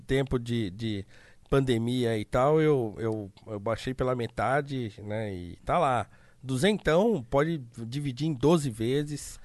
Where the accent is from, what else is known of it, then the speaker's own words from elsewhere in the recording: Brazil; enquanto brasileiros